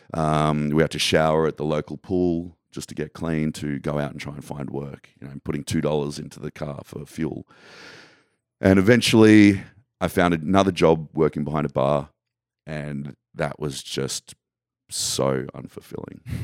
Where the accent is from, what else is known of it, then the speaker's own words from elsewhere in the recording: Australia; where I grew up in Australia